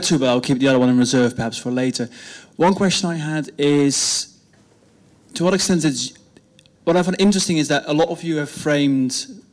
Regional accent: Netherlands; moved away; I'm not British, I'm Dutch

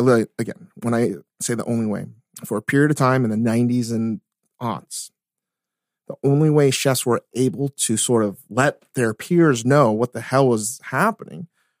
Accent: Japan; I came from Japan. I figured out a way to do this.

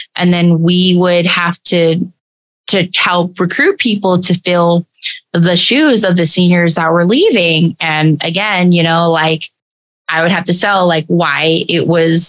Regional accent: Tacoma, Washington, United States; I grew up in Tacoma. So I grew up in Tacoma

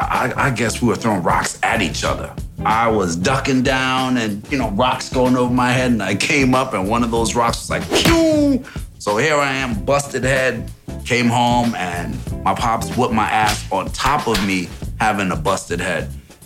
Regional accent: Saint Andrew, Jamaica; In Kingston, Jamaica. I'm from Jamaica, St. Andrews. My father was a jeweler.

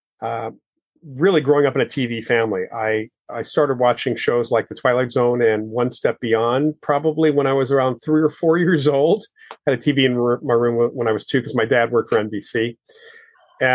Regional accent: Westchester County, outside New York City, United States; I grew up outside of New York City in Westchester County.

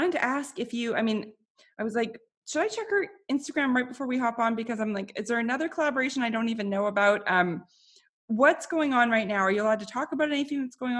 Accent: Canada; I think it's also like being a Canadian woman where I felt, you know, I'm just so polite that I can't say no to anybody.

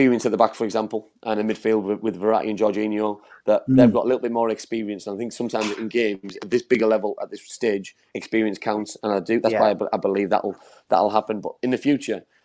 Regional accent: England, United Kingdom; I'm as an Englishman and a proud Englishman

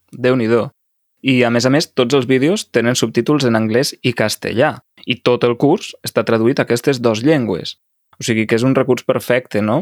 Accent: Mexico; Catalan is a second language; also born or lived in Lleida, Spain; Soc de Mèxic

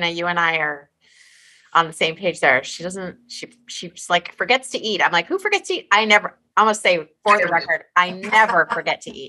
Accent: Alaska, United States; Yeah, we're Thank from Alaska, you. technically. Uh, that's where Tamara and I grew up together.

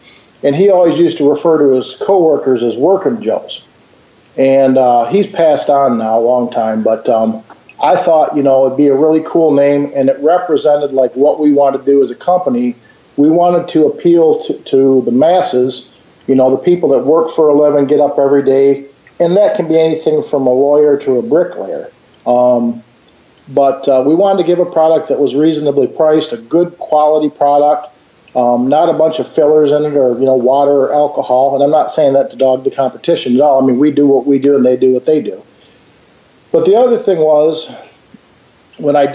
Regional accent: Grand Rapids, Michigan, United States; Grand Rapids, Michigan, Beer City, USA

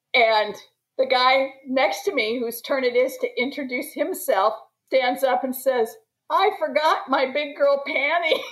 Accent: Washington, District of Columbia, United States; I'm from Washington DC

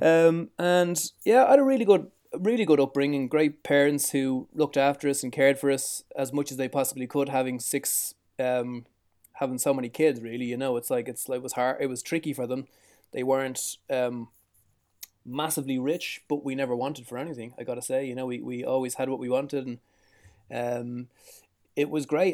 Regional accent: Dublin, Leinster, Ireland; I was born in Dublin, which is the capital city of Ireland. I was born in the south side

